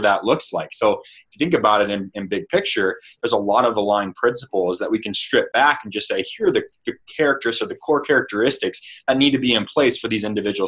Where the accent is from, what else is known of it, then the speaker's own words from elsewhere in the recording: Stockton, California, United States; I come from Stockton, California